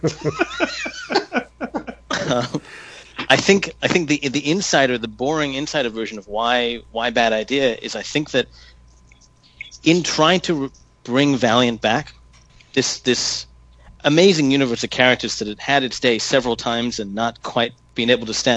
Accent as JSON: {"language": "English", "country": "Hong Kong", "tie": "born or raised there", "said": "I grew up in Hong Kong."}